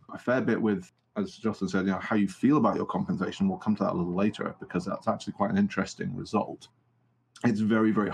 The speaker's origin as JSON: {"language": "English", "country": "United Kingdom", "said": "I'm from the United Kingdom"}